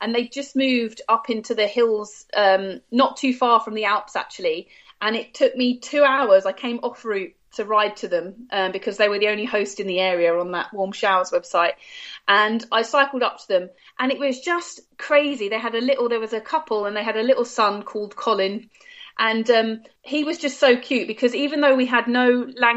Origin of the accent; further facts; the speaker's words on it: United Kingdom; as a British citizen